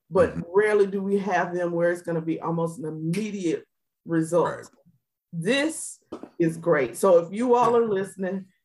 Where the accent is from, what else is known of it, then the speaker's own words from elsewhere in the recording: Georgia, United States; I'm from Georgia